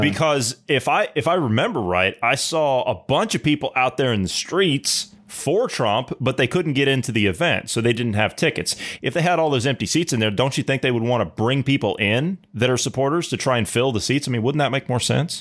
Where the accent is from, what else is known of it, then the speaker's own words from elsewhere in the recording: south of Columbus, Ohio, United States; I'm not natively from Columbus. I've lived there for a while, but I'm from further south than